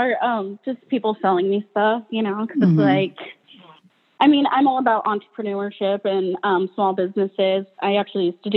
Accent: Fullerton, Nebraska, United States; now in Omaha, United States; Fullerton, Nebraska

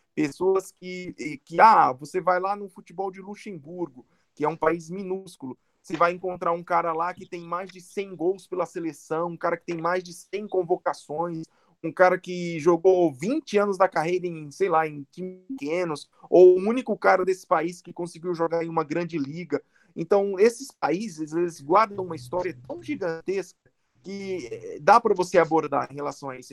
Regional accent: Paraíba, Brazil; also born or lived in São Paulo; now in Guarulhos, Brazil; eu sou nascido em São Paulo, mas eu sou criado na Paraíba, minha família toda é de lá

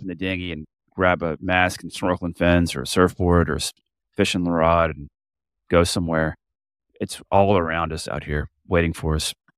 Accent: Florida, United States; moved away as an adult; I'm from Florida, but I don't live anywhere anymore besides my boat

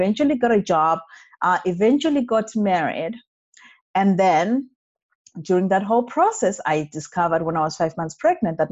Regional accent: Zimbabwe; moved away as an adult; also born or lived in Montreal, Canada / Alberta, Canada; now in Canada; born and bred in Zimbabwe, that is in Africa

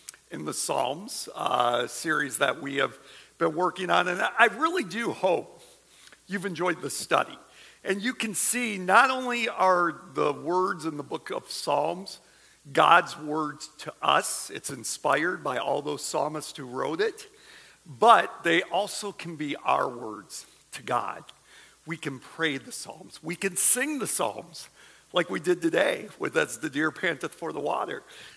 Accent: Michigan, United States; I grew up in Michigan

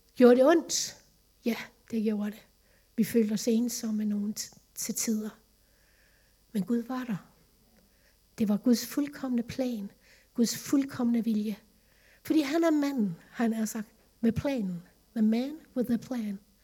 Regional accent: Vejle, Southern Denmark, Denmark; moved away as an adult; also born or lived in Lemvig; Vejle, min barndomsby, min familie

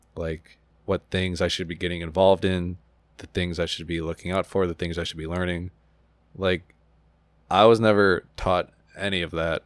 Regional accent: Buffalo, New York, United States; moved away as an adult; now in Long Island, United States; I'm from Buffalo

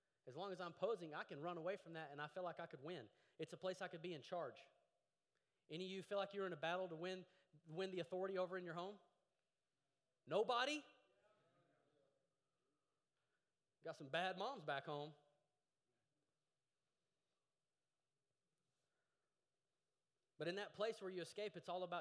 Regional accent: Llano, Texas, United States; I grew up in Llano, Texas.

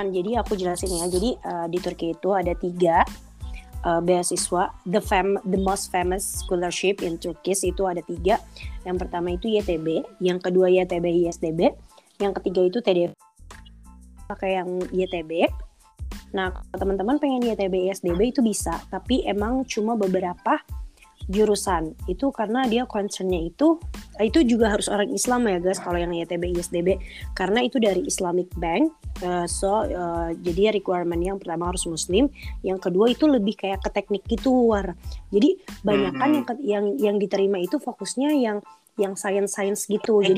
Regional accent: Bekasi, West Java, Indonesia; now in Konya, Turkey; Aku asalnya dari Bekasi, Indonesia pastinya

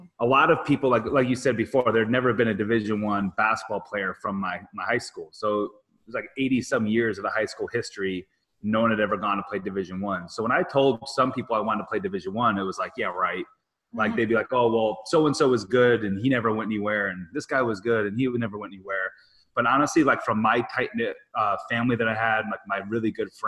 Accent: a village about 2 hours west of Chicago, Illinois, United States; I grew up in a town of 800. I had 78 kids in my high school, so it was a really small farming village

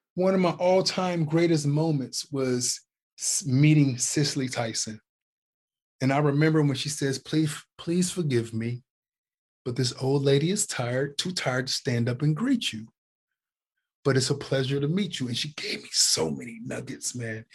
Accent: Youngstown, Ohio, United States; I'm from Youngstown, Ohio.

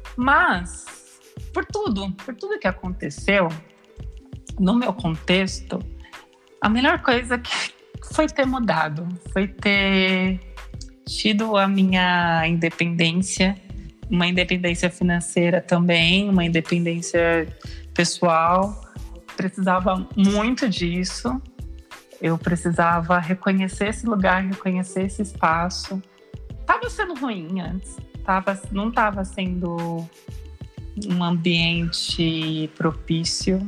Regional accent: Osasco, São Paulo, Brazil; moved away as an adult; now in São Paulo, Brazil; Vivi quase toda a minha vida em Osasco, eu sou de Osasco e agora moro em São Paulo

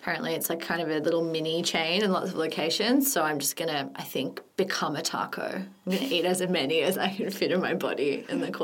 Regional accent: Sydney, New South Wales, Australia; I'm from Sydney.

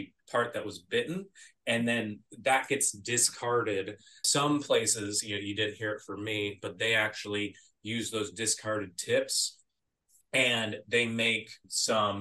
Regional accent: Arizona, United States; growing up in Arizona

